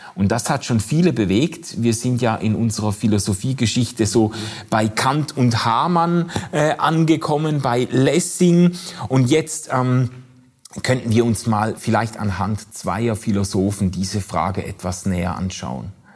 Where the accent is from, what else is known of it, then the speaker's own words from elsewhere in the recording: Switzerland; bei uns in der Schweiz